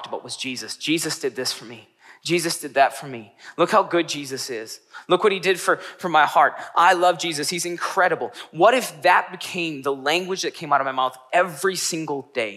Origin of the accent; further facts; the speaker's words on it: Northeast Wisconsin, United States; I grew up in Northeast Wisconsin